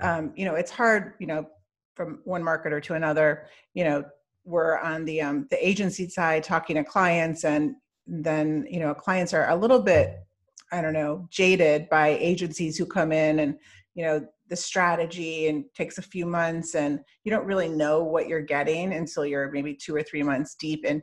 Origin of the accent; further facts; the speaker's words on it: Midwest, United States; now in Celebration, United States; I'm from the Midwest